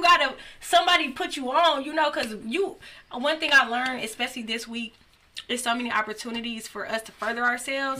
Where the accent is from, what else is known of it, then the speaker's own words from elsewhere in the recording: Detroit, Michigan, United States; I'm from Detroit. I'm from the West Side